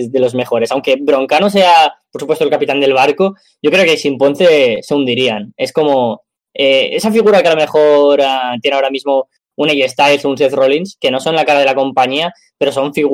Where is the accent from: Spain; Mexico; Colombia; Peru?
Spain; yo soy español